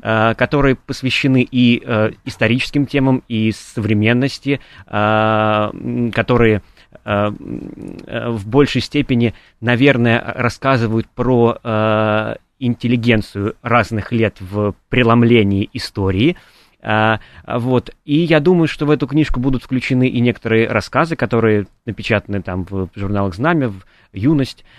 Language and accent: Russian; Kamennaya Steppe, Voronezh Oblast, Russia; я э, родился в Каменной степи, это такое место между э, Воронежем и Волгоградом